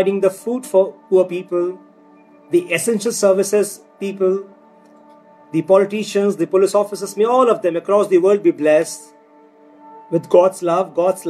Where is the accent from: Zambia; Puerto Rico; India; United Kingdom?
India; our country, India